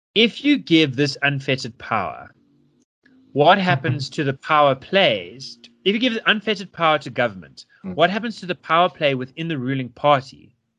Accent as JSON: {"language": "English", "country": "South Africa", "also_born_or_lived": "United States", "said": "a South African but someone who hasn't lived here for six years"}